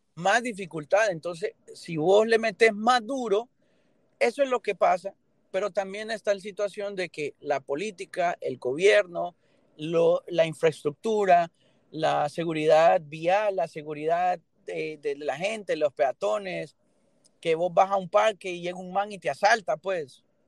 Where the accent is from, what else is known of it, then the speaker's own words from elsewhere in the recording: Honduras; moved away as an adult; now in Miami, United States; Yo nací en Honduras y viví 20 años